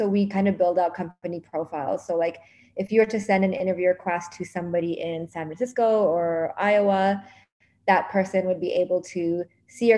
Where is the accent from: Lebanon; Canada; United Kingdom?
Canada; Toronto, Ontario; moved away as an adult; now in New York, United States; I was from Toronto, moved to New York